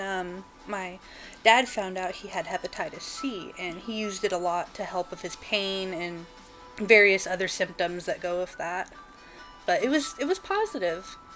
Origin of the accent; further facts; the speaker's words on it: Portland, Oregon, United States; also born or lived in Grants Pass, Oregon; I was born in Grants Pass here in Oregon, mm-hmm. and then I've lived most of my life in Portland. We actually moved here when I was about six, so I spent most of my childhood